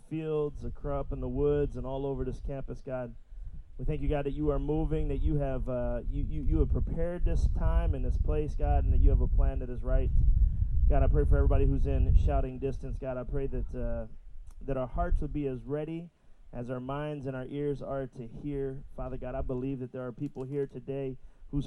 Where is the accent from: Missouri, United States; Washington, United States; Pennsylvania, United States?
Pennsylvania, United States; Philadelphia; I'm from Philadelphia. For those who might not know, I pastor a really small but really fantastic church back in Philly